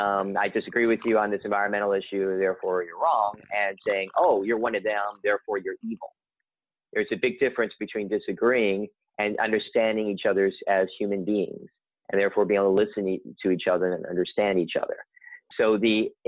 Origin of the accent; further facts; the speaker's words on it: Kentucky, United States; now in San Francisco, United States; I'm from Kentucky originally.